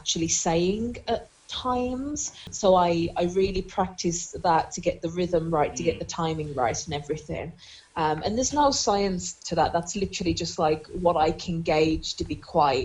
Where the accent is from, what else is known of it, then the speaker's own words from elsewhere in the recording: Black Country, West Midlands, United Kingdom; accent: Black Country; moved away; I've got a really cracking black country accent, it's really strong at the minute because I've been back at home for like the last week and a half or so